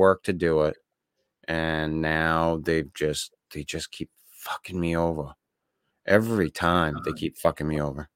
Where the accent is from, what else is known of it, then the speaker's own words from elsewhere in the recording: Maine, United States; I'm from Maine